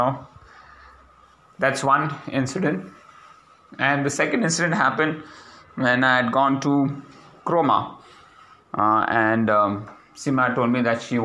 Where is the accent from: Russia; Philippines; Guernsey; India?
India; My first reaction as an Indian